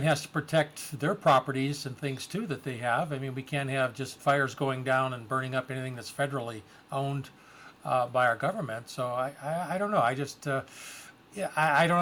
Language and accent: English; Detroit, Michigan, United States; I grew up in Detroit during the 68 riots